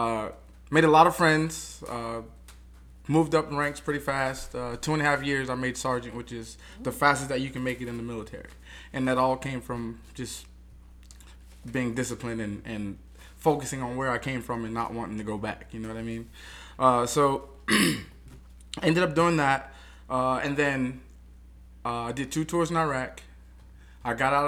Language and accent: English; Bunnell, Florida, United States; growing up in Bunnell